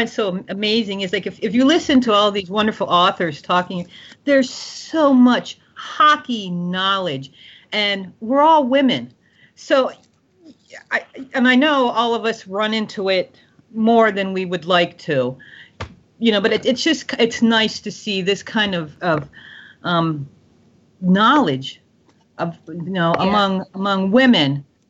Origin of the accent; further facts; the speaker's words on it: Kentucky, United States; I don't actually have kids, but I grew up in Kentucky.